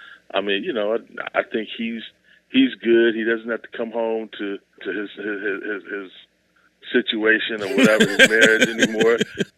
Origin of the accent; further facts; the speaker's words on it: Ohio, United States; I'm from Ohio.